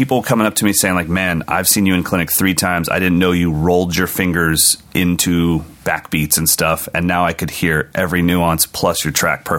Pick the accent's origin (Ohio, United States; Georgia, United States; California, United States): California, United States; as an American, especially a Californian